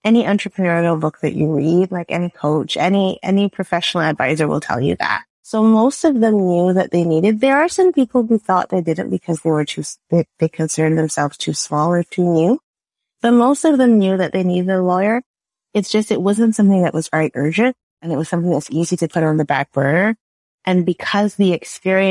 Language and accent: English; Barbados; now in Canada; I am a Canadian / Bajan. I grew up in Barbados. That's where the accent is from